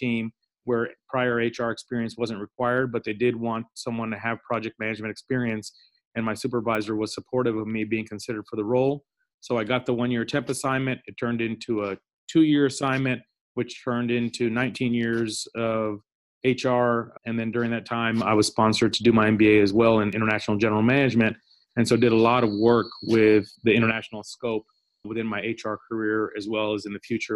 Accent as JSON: {"language": "English", "town": "Indianapolis", "region": "Indiana", "country": "United States", "tie": "born or raised there", "also_born_or_lived": "Pakistan", "said": "moved to Indianapolis, Indiana, where I grew up, went to school, and I'm actually in the northern suburbs of Indianapolis now."}